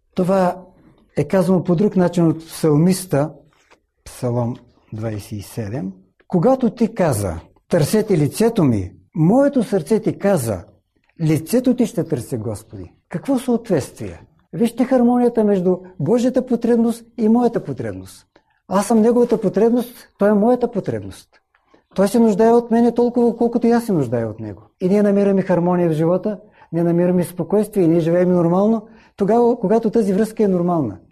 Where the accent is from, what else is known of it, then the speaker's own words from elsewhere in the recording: Bulgaria; В моя роден град, малко преди промените, които настанаха в нашата страна